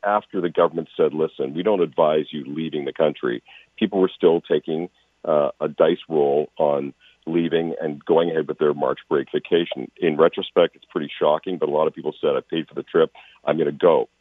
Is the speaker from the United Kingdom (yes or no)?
no; Calgary, Alberta, Canada; moved away; I'm born and raised in Calgary